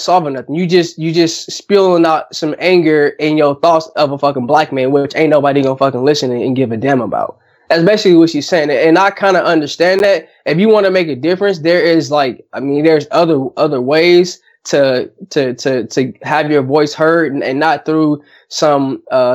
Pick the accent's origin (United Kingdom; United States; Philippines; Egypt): United States; California; we grew up like in California